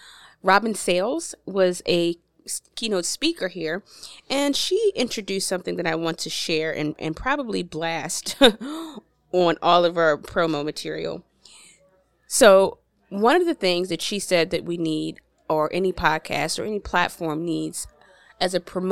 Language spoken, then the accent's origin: English; Baltimore, Maryland, United States; now in Virginia, United States; Originally from Baltimore, Maryland.